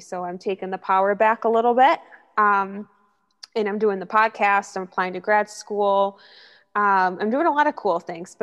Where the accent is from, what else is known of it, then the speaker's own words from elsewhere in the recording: Syracuse, New York, United States; moved away as an adult; now in Rochester, United States; I'm from Syracuse, New York, born and raised